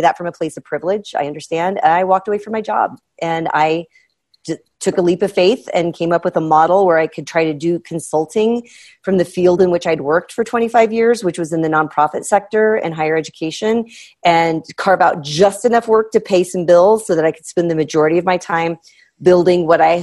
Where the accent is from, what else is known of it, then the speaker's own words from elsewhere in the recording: Midwest, United States; I'm from the Midwest